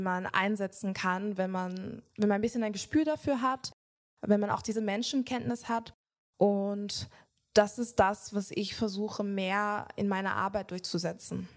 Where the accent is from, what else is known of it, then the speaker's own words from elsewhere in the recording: Jamaica; Ich komme selber aus Jamaika